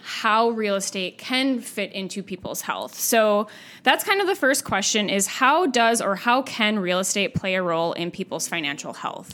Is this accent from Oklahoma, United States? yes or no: no; Minnesota, United States; growing up in Minnesota when it's cold half the year